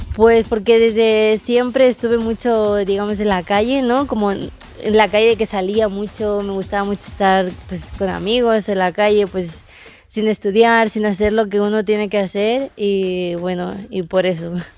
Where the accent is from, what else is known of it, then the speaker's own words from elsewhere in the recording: Castelldefels, Catalonia, Spain; also born or lived in Buenos Aires, Argentina; now in United States; mi mamá y mi familia y mi mamá son de España y yo nací en España